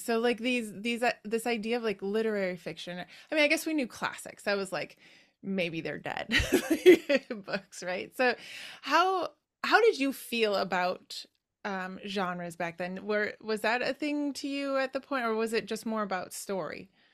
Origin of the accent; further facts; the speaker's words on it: Wisconsin, United States; moved away; I am from your neighboring state. I'm from Wisconsin, but yeah, haven't been there in a while.